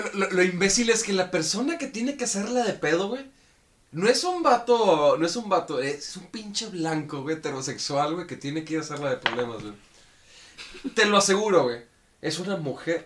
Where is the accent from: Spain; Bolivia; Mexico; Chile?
Mexico; Como mexicanos